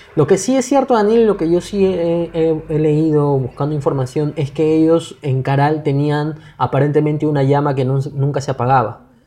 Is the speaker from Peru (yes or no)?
yes; Peru; nosotros como peruanos